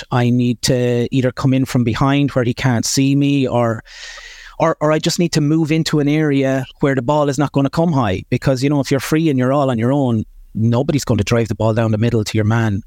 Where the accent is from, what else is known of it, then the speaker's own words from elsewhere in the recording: Kilkenny, Leinster, Ireland; I was born in Kilkenny Hospital, right in the middle of Kilkenny City, and, uh, at the time my parents were living just on the border between Bennett's Bridge and Danes Fort